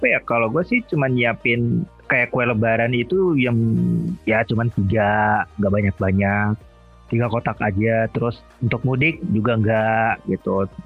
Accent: West Sumatra, Indonesia; gue kan orang Minang.

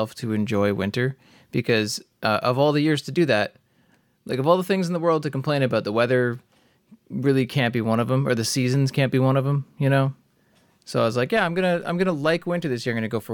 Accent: Cobourg, Ontario, Canada; moved away; there's a convenience store where I grew up in Cobourg

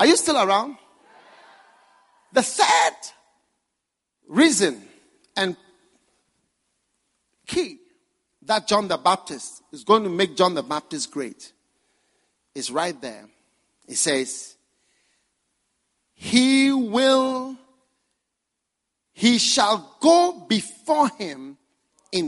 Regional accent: Ghana; I came from far from Ghana

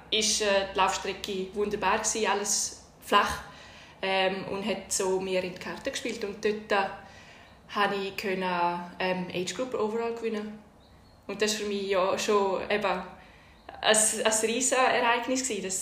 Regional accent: Domat/Ems, Graubünden, Switzerland; ist Tour de nämlich bei uns im Dorf in Domadems vorbei und ich bin dort als kleines Mädchen am Rand gestanden und habe alle Zuckerli und alle Geschenke, die man da gekriegt hat, habe ich eingesammelt

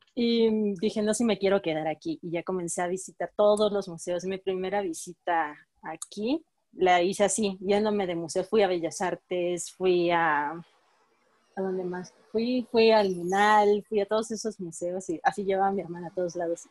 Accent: Villahermosa, Tabasco, Mexico; moved away; yo soy de Villahermosa, Tabasco. sí, vengo muy

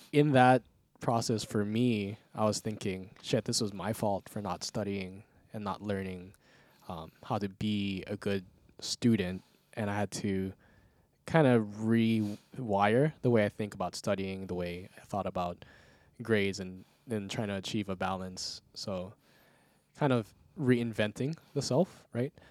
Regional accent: Outer Island, Hawaii, United States; moved away; I'm from the Outer Island, and coming here for college

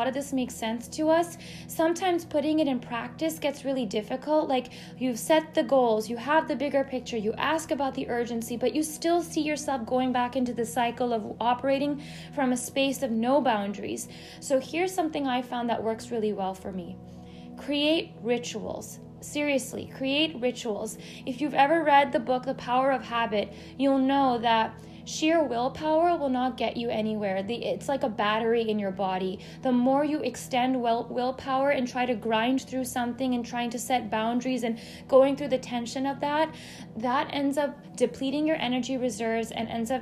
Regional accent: United States; growing up as an Indian American, I've always had both sides of me

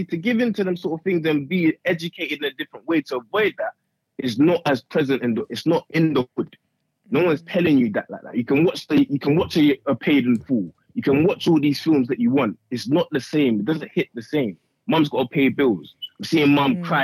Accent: Nigeria; I'm from Nigeria. So I was gonna say, I didn't come here to do all of that.

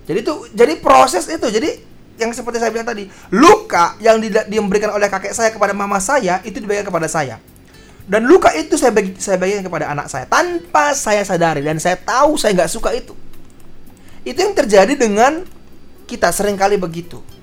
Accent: Medan, North Sumatra, Indonesia; Saya orang Medan ya.

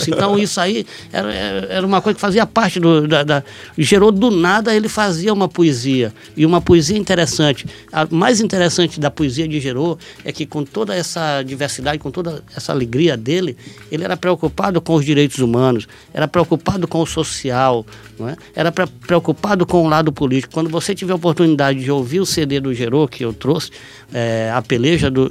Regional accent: São Luís, Maranhão, Brazil; Eu nasci numa maternidade pública, eu fui criado em Palafita, no bairro da Camboa

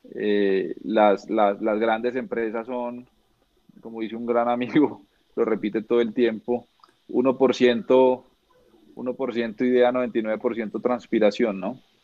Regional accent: Neiva, Huila, Colombia; Yo soy de Neiva Huila

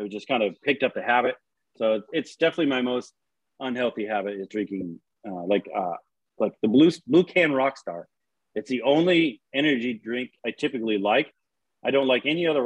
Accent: Washington, United States; moved away as an adult; now in Texas, United States; I'm from Washington.

